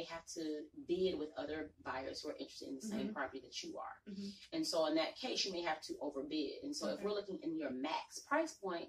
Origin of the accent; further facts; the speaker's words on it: Atlanta, Georgia, United States; But growing up in Atlanta, this is not old Atlanta.